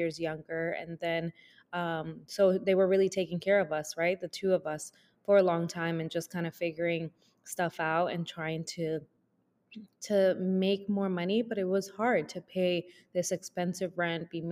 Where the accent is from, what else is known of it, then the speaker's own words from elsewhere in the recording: New York, United States; also born or lived in Dominican Republic; Born in DR, raised in New York